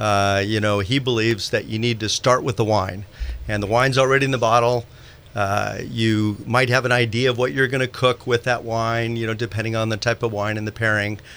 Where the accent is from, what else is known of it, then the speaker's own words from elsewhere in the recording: Marin County, California, United States; also born or lived in Santa Rosa, California / Silicon Valley; I'm a uh, Santa Rosa born boy uh, here at Memorial Hospital. I grew up in Marin County